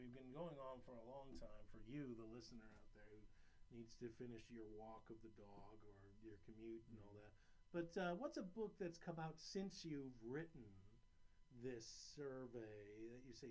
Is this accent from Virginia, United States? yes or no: yes; Williamsburg, Virginia, United States; I grew up in Williamsburg, Virginia, and I went to the University of Virginia